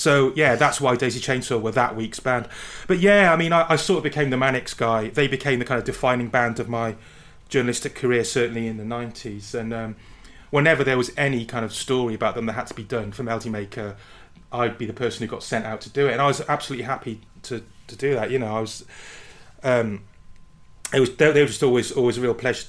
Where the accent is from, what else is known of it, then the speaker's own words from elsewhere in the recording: Barry, Wales, United Kingdom; I'm from Barry in South Wales, which is, I suppose, about 20 miles from Blackwood